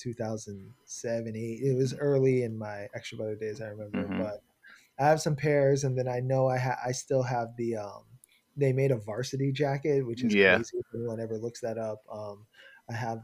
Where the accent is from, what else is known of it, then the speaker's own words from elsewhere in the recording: Long Island, New York, United States; moved away; also born or lived in Flushing, New York; I was raised in Flushing, but I mostly grew up in Long Island